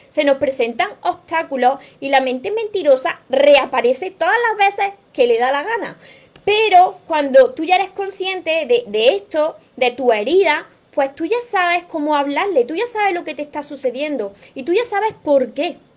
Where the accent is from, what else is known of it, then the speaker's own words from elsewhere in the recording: Mexico; Soy de México, los pueden mandar a otros países, sí.